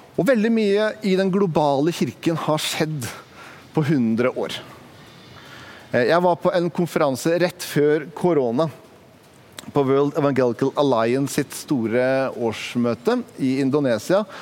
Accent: Sandefjord, Vestfold, Norway; Jeg kommer fra Sandefjord, det er en ganske liten by.

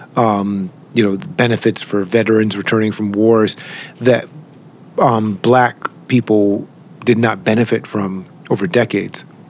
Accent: Boston, Massachusetts, United States; the neighborhood was really different because you could be in Roxbury when I was a kid

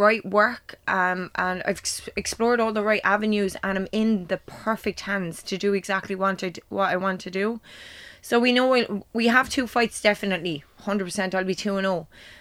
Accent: Clonmel, Munster, Ireland; Clamel, especially because it is my hometown

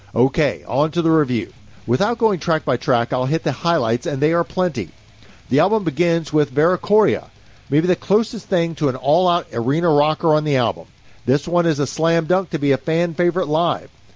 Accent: Kentucky, United States; growing up in Kentucky, I'm not only not fluent in Finnish

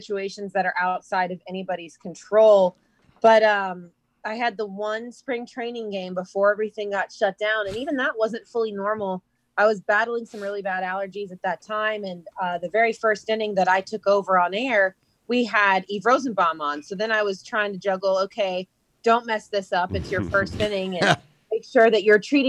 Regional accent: Atlanta, Georgia, United States; I grew up in Atlanta, and baseball is a way of life there.

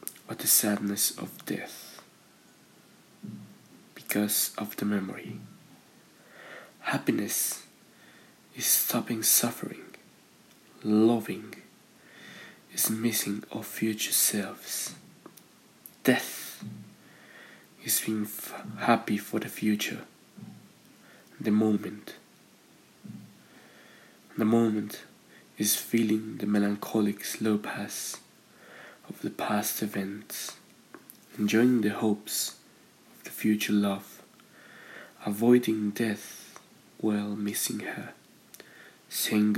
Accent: San Luis Potosí, Mexico; I'm from San Luis Potosí, Mexico

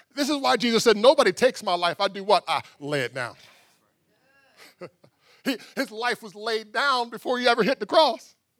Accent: Pittsburgh, Pennsylvania, United States; now in Texas, United States; I grew up in Pittsburgh

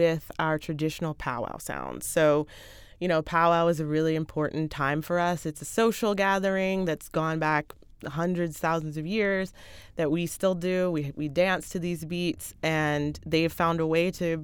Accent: United States; I am from the States.

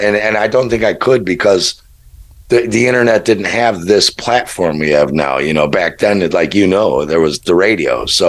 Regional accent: Chicago, Illinois, United States; I'm from Chicago, really?

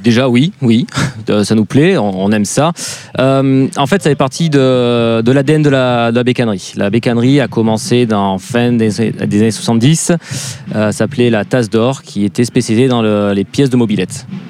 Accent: the South, southern France, France; moved away; un, sudiste immigré euh, à Autun

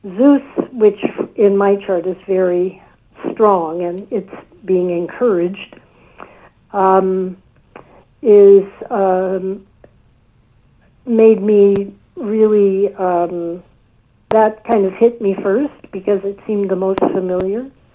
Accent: United States; also born or lived in White Plains, New York; I grew up in the United States

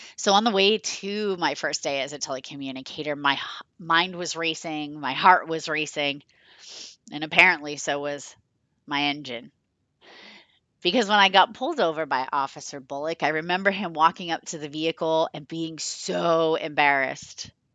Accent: Rochester, Massachusetts, United States; I became part-time in Rochester, my town, my hometown

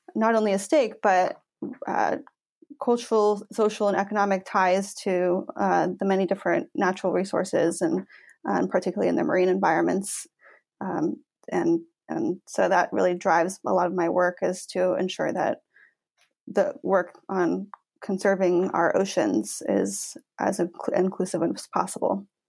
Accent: Washington, United States; I grew up in Washington State

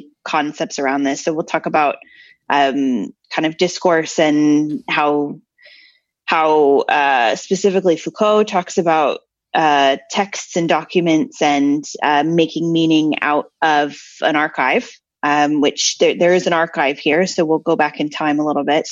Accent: United States; I'm the American here

